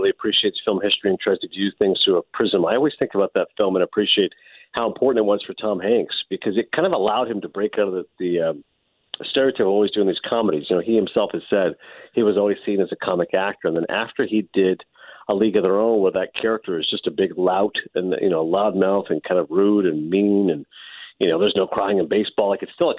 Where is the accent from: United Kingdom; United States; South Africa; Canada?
Canada; Kingston, Ontario; growing up in Kingston, I was, you know, obviously, as you know, between Montreal and Toronto